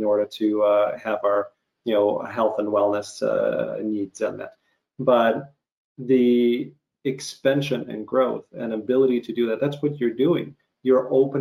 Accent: Ukraine; moved away; growing up in Ukraine

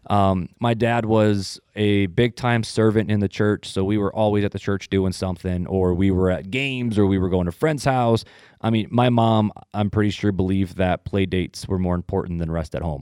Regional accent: Hammond, Indiana, United States; also born or lived in Highland, Indiana; I'm originally from Northwest Indiana, um, from the armpit

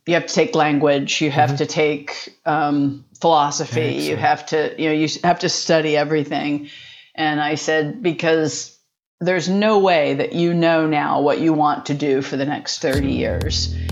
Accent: West Chester, Pennsylvania, United States; I was born in Westchester, Pennsylvania. So a small town outside of Philadelphia

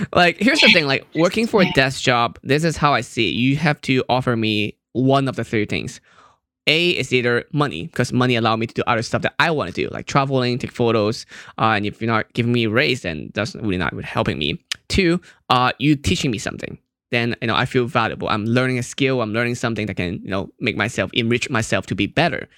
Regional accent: Hong Kong; moved away; also born or lived in Fremont, California

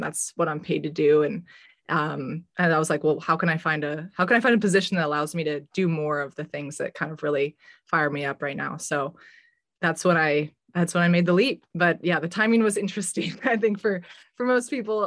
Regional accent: Bay Area, Silicon Valley, California, United States; growing up in the Bay Area and in Silicon Valley in particular

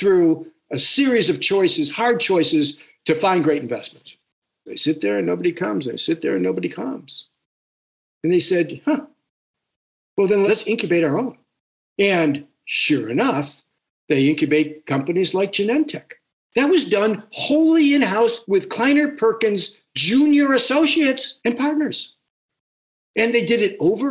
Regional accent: New Zealand; we have as Kiwi

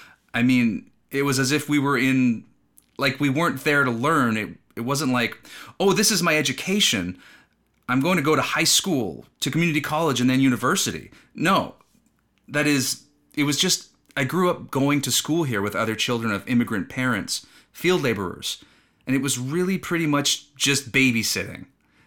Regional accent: California, United States; also born or lived in Mexico; So I grew up in Ventura County in a really small community, a very small town. It was a village that was very agricultural.

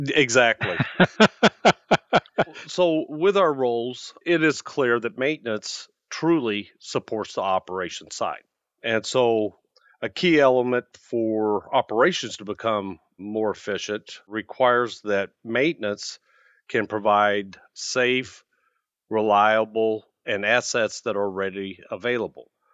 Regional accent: Midwest, United States; moved away as an adult; now in Arizona, United States; I'm from the Midwest.

